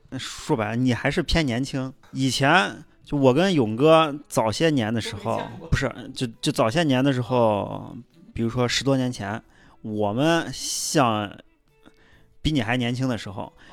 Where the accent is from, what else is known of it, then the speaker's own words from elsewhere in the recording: Xi'an, Shaanxi, China; 我西安人